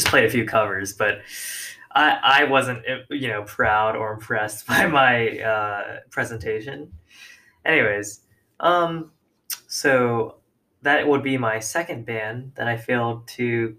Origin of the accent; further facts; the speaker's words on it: Orlando, Florida, United States; I was also from Orlando